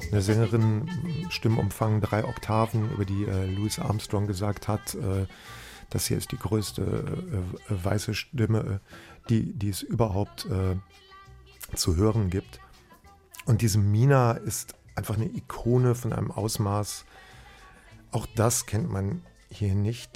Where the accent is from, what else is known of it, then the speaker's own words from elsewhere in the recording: Bergisch Gladbach, North Rhine-Westphalia, Germany; bei uns daheim in Bergisch Gladbach